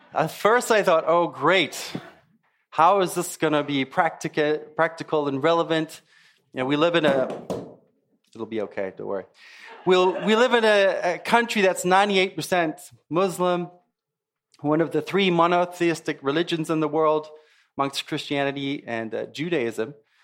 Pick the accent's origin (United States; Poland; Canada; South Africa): South Africa; also born or lived in Zimbabwe; It used to be called Rhodesia, now it's called Zimbabwe. And then I grew up in South Africa, actually.